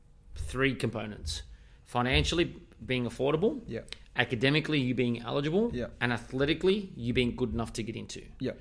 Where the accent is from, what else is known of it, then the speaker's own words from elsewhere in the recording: South Melbourne, Victoria, Australia; I'm from South Melbourne as well.